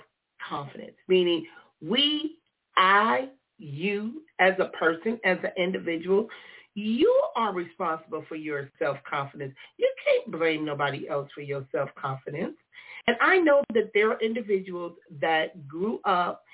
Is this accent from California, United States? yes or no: yes; Compton, California, United States; when I was a kid growing up in Compton